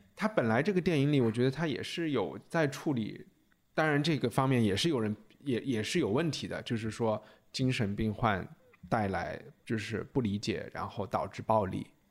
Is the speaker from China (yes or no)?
yes; China; 我们中国人